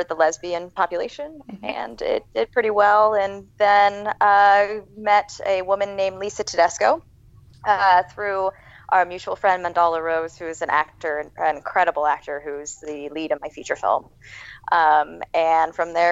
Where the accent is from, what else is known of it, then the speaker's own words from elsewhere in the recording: Orlando, Florida, United States; moved away as an adult; also born or lived in Atlantic City, New Jersey; I born and raised in Orlando, Florida